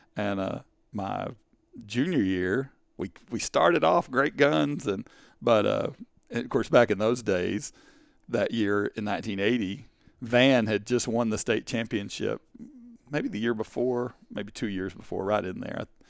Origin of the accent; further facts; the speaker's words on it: Canton, Texas, United States; also born or lived in Kaufman, Texas; I grew up in Canton, Texas.